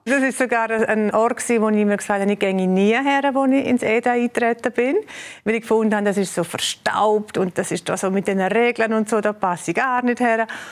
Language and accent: German; Graubünden, Switzerland; moved away as an adult; now in Bern, Switzerland; ich bin Bündnerin mit vollem Herzen. Meine, äh, meine Eltern leben noch hier in Tamins